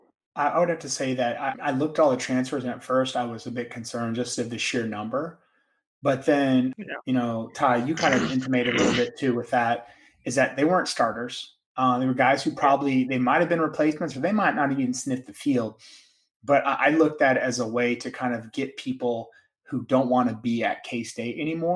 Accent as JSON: {"language": "English", "town": "Dallas", "region": "Texas", "country": "United States", "also_born_or_lived": "Manhattan, Kansas", "moved": "as an adult", "said": "I'm from Dallas."}